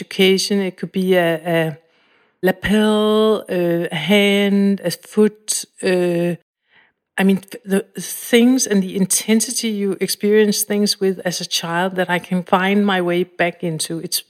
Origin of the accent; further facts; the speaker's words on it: Copenhagen, Capital Region, Denmark; I was alone quite a lot. Both my parents worked.